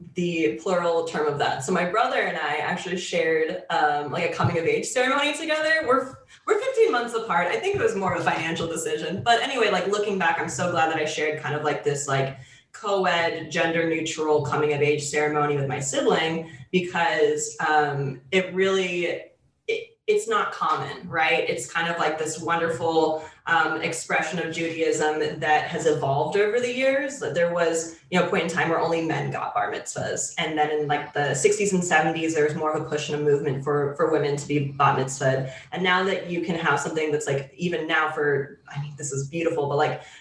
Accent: Las Vegas, Nevada, United States; now in Austin, United States; my temple growing up in Las Vegas

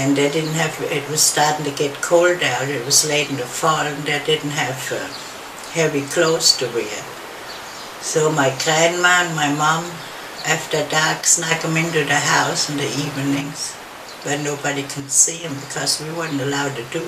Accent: Worms, Rhineland-Palatinate, Germany; English is a second language; moved away as an adult; now in United States; in Worms, Germany in 1941

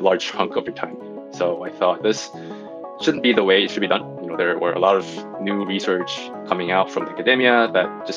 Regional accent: South Korea; moved away; also born or lived in Singapore / United States; I'm from Korea, so I was born and raised in Korea. I lived in Singapore and the U.S.

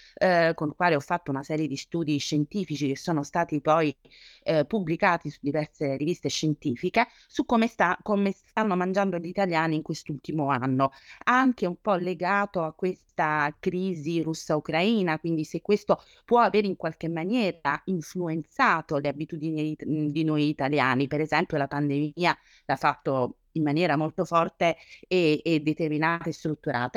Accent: Naples, Campania, Italy; da buona napoletana

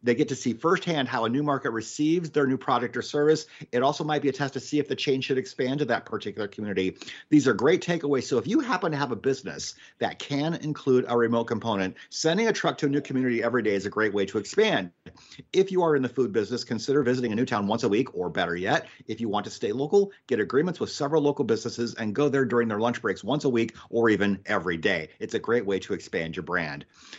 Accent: Iowa, United States; moved away as an adult; Last year, I moved back to Iowa, to my hometown, which is a small farming community.

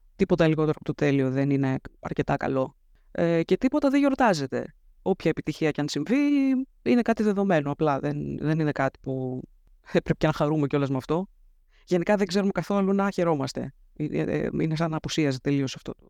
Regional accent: Athens, Attica, Greece; Γεννήθηκα και μεγάλωσα στην Αθήνα, στο κέντρο της Αθήνας

